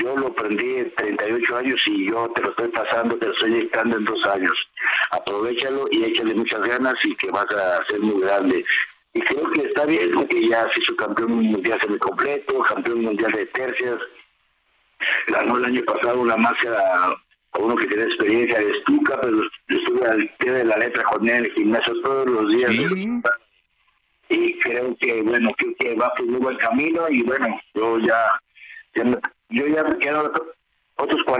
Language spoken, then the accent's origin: Spanish; Guadalajara, Jalisco, Mexico; ahí vamos a mi tierra, a la Arena Coliseo, donde aprendí, estuve ocho años en Jalisco, Guadalajara, en la Arena Coliseo